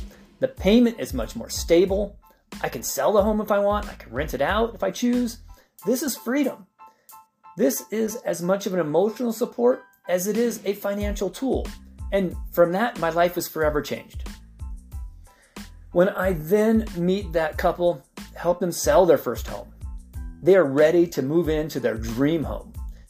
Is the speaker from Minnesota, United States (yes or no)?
no; San Diego, California, United States; also born or lived in Idaho / Gillette, Wyoming; You know, I was born in San Diego, but we moved a lot. I mean, we lived in Idaho when I was like 3 or 4. We would then move back to San Diego.